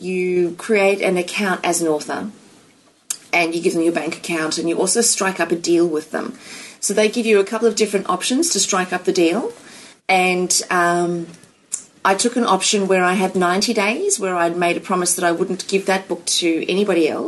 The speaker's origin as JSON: {"language": "English", "country": "United States", "moved": "yes", "lives_now": "Australia", "said": "I'm an American citizen"}